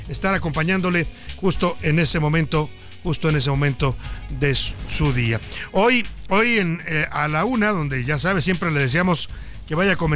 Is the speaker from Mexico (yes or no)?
yes; Mexico; así somos los mexicanos